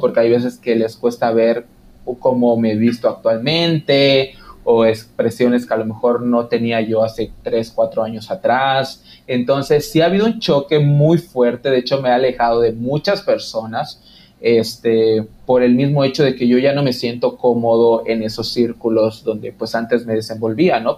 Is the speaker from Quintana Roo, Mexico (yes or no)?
yes; Quintana Roo, Mexico; soy de Quintana Roo